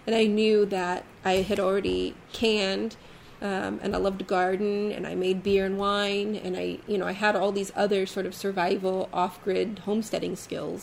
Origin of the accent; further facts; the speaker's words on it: San Diego, California, United States; growing up in San Diego, on the coast, mind you, 2 miles from the beach